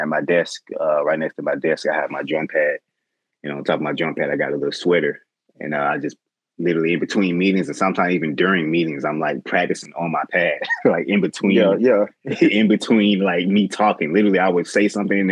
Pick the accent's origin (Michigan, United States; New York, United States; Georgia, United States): Georgia, United States; Atlanta; I'm from Bankhead, Bankhead, Westside. Born and raised in Atlanta on the west side